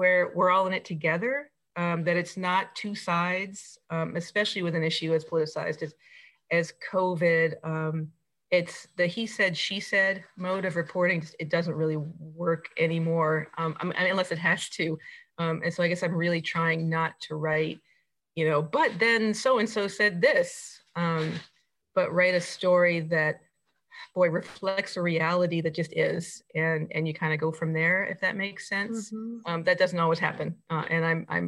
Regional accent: rural New Jersey, United States; moved away as an adult; also born or lived in Oregon / Anchorage, Alaska; now in Mat-Su, Alaska, United States; I grew up in kind of rural New Jersey, and then moved west when I went to Oregon

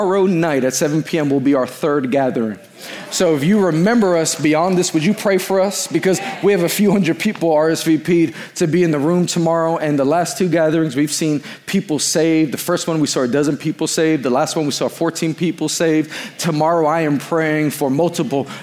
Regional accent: New York City, New York, United States; now in Long Island, United States; I was born and raised in Queens.

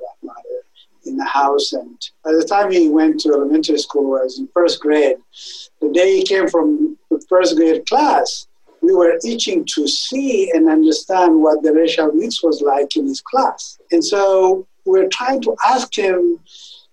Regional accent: Ethiopia; moved away as an adult; also born or lived in Italy / Germany; now in Wisconsin, United States; I am originally from Ethiopia, where I grew up.

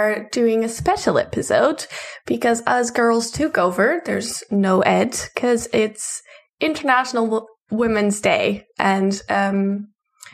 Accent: Portugal; I'm from Portugal.

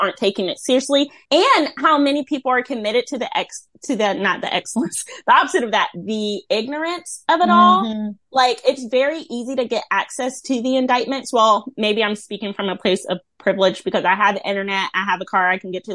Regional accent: United States; as an American

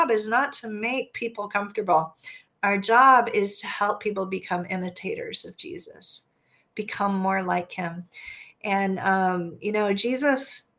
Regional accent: United States; as an American

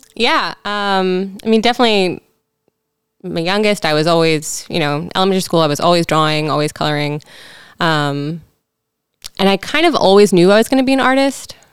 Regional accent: Frederick, Maryland, United States; now in Baltimore, United States; I grew up in Frederick, Maryland. Okay, Frederick County, technically.

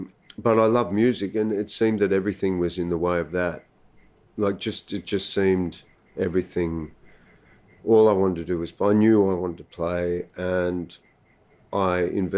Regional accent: Sydney, New South Wales, Australia; I was born here in Sydney.

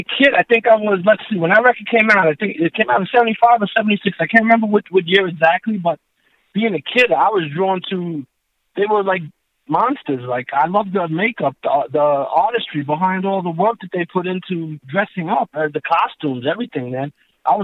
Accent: Queens, New York, United States; Well, I'm going to be honest. I'm a strange character because I was into all styles of music. And growing up

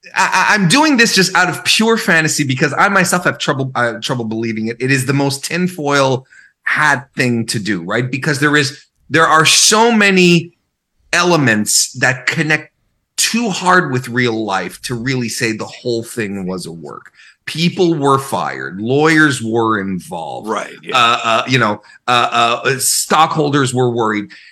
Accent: Canada; I'm Canadian.

